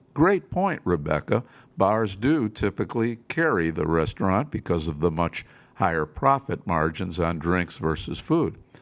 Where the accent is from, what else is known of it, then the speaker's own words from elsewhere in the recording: Cleveland, Ohio, United States; my hometown of Cleveland